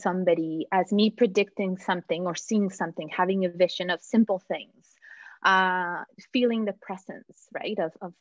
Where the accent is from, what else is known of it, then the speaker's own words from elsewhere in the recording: Mexico; moved away; I was born in Mexico.